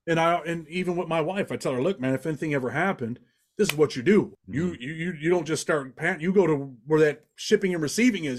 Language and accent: English; Rochester, New York, United States; I'm from Rochester, New York